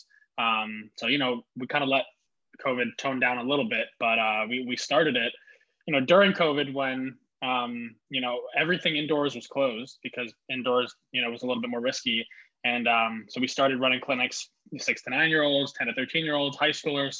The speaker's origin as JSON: {"language": "English", "town": "Montclair", "region": "New Jersey", "country": "United States", "tie": "born or raised there", "said": "I graduated in 2017 from Montclair High School, lived in Montclair for about 12 years"}